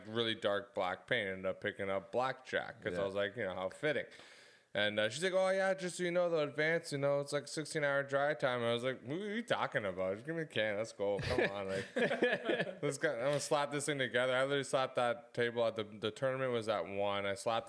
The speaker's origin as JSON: {"language": "English", "town": "Oakville", "region": "Ontario", "country": "Canada", "tie": "born or raised there", "said": "Yeah, we're from Oakville."}